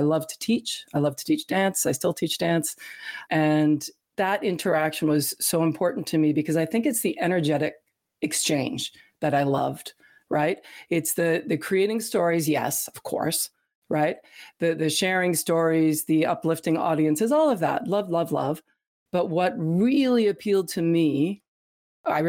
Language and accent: English; Canada; I grew up in Canada, actually, in the performing arts.